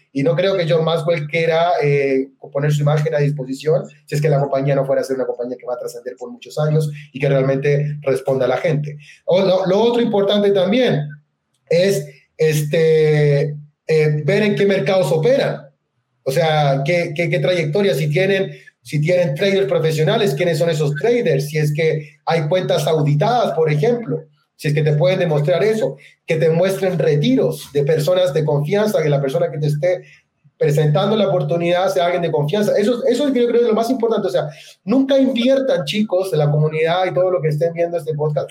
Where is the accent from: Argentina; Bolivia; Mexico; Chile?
Chile; moved away as an adult; also born or lived in Puerto Montt, Chile / central Chile; now in Medellín, Colombia; yo soy chileno, tengo 36 años de edad. Soy nacido en la ciudad de Puerto Montt, en, Chile, es el sur de mi país